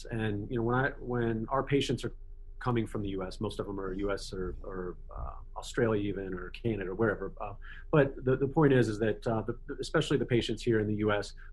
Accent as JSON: {"language": "English", "country": "United States"}